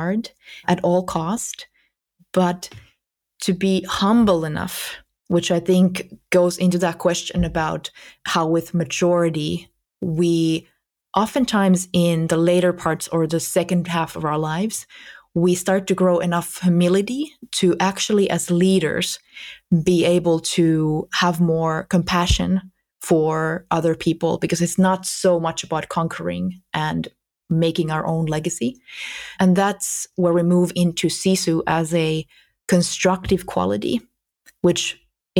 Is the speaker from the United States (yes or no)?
no; Finland; here in my homeland